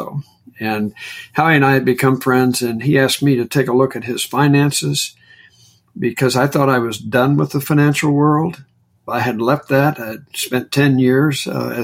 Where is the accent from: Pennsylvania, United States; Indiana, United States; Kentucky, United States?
Indiana, United States; moved away; I'm from Indiana originally